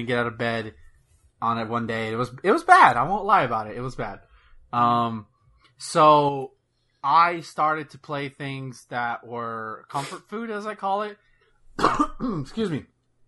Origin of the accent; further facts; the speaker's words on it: the South, United States; I'm from the south.